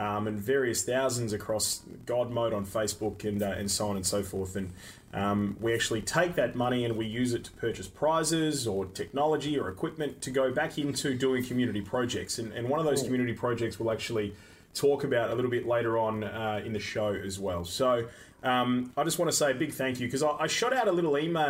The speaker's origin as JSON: {"language": "English", "town": "Perth", "region": "Western Australia", "country": "Australia", "said": "We're from Perth, Western Australia"}